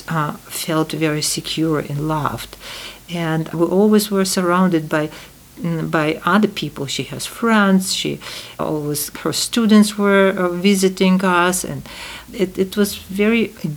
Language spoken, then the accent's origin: English; Tashkent, Uzbekistan; English is a second language; moved away; 10 years after the war, I was born in Tashkent.